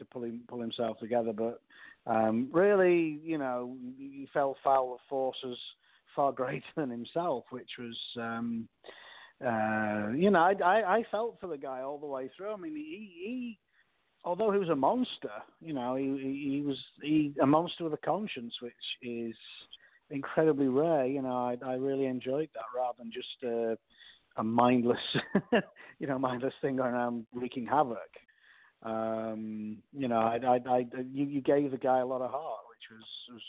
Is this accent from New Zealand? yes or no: no; England, United Kingdom; I'm from England